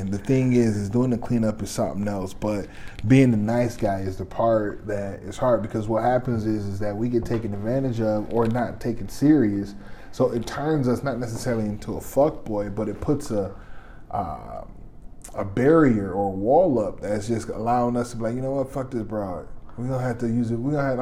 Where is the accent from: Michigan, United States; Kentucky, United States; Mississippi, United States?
Michigan, United States; Detroit; moved away as an adult; now in Minnesota, United States; I'm originally from Detroit, Michigan. I've uh, been here in Minnesota for uh, 10, 11, maybe almost 12